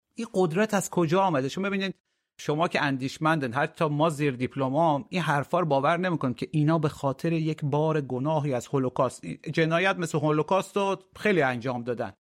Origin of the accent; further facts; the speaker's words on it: Iran; به عنوان یک ایرانی که از منطقه میام